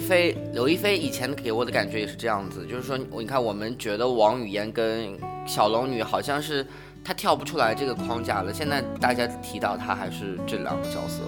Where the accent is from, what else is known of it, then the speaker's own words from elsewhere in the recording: China; 我们中国人想的这个大侠